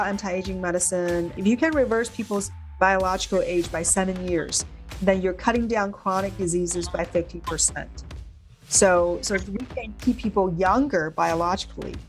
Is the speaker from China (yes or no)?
yes; China; moved away as an adult; now in United States; Growing up in China